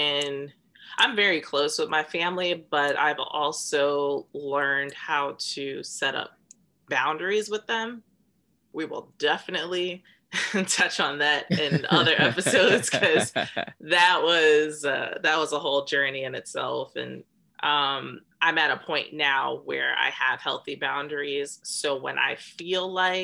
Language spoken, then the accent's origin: English; United States; I'm Black American